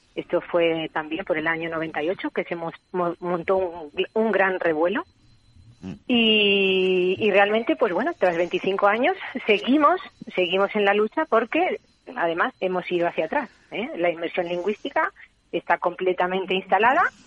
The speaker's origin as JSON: {"language": "Spanish", "town": "Oviedo", "region": "Asturias", "country": "Spain", "tie": "born or raised there", "also_born_or_lived": "Catalonia", "moved": "yes", "lives_now": "Figueres, Spain", "said": "yo, además de de vivir en Cataluña, soy asturiana de, de nacimiento. ¿eh? Viví mm, durante toda mi infancia en, Oviedo"}